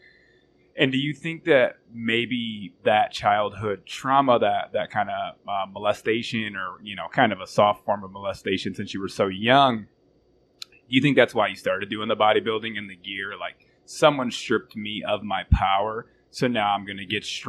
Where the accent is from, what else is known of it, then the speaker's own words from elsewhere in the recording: Flint, Michigan, United States; growing up in Flint, Michigan, it's kind of rugged